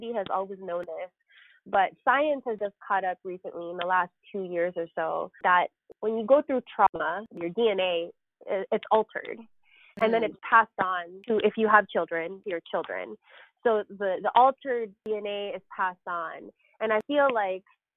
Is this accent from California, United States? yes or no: yes; Los Angeles, California, United States; I am a Filipino woman born and raised and living in Los Angeles, particularly in Northeast Los Angeles